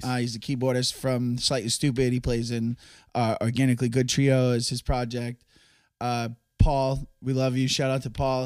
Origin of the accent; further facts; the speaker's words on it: Massachusetts, United States; we're from Massachusetts